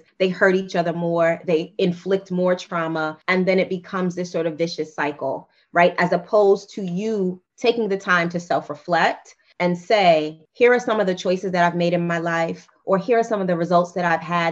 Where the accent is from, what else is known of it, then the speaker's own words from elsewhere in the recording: New York City, New York, United States; I am a Black girl from Queens who grew up in the crack era, 80s and 90s